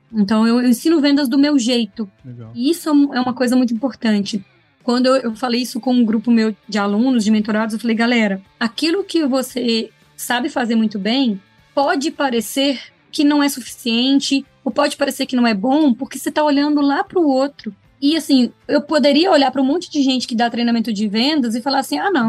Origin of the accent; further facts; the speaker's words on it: Minas Gerais, Brazil; eu sou mineira